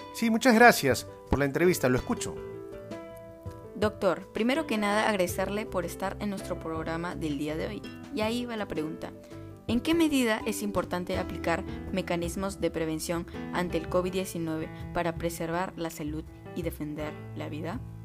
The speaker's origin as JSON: {"language": "Spanish", "country": "Peru", "said": "como peruanos tenemos el deber de honrar a nuestro país"}